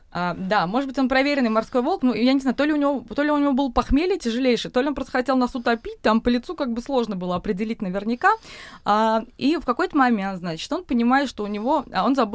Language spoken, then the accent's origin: Russian; Moscow, Russia; сколько мы упреков получили, что мы москвичи, что мы зажрались